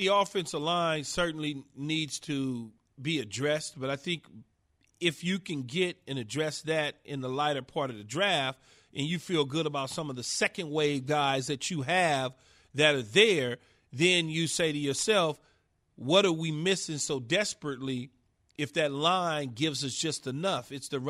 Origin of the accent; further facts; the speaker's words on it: Los Angeles, California, United States; I'm a poor guy growing up in South Los Angeles in an apartment building with 20 people in a two-bedroom.